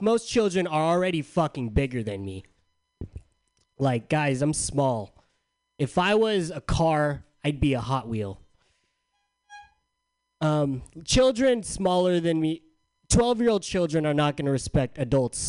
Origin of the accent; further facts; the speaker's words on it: San Diego, California, United States; moved away; I'm from San Diego. In my hometown, I left a lot of things back in my hometown.